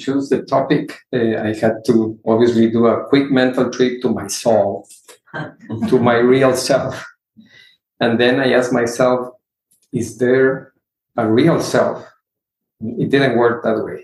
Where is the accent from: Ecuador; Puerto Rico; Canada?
Ecuador; now in Houston, United States; I come from a large family. I am from Ecuador.